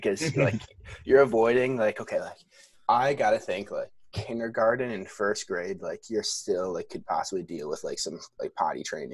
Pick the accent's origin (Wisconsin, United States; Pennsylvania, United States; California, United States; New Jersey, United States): Wisconsin, United States; I'm from Wisconsin.